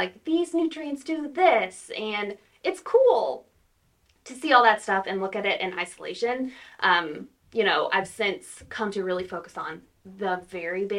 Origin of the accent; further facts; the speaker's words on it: Louisiana, United States; moved away as an adult; also born or lived in Texas; now in Tahlequah, United States; So I am from Louisiana originally